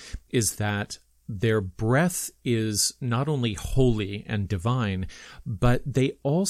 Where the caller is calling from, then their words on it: Toronto, Ontario, Canada; I'm speaking from Toronto